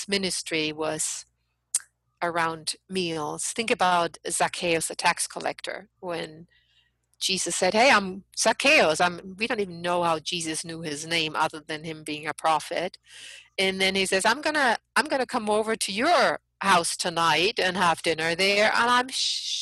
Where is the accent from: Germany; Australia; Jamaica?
Germany; now in United States; I'm an outsider. I'm from Germany.